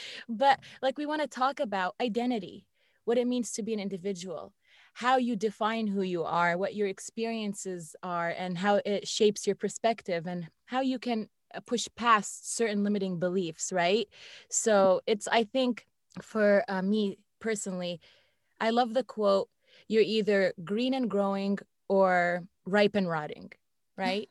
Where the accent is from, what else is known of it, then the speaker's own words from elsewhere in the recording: Northern Virginia, United States; I've lived here in the Northern Virginia area my whole life.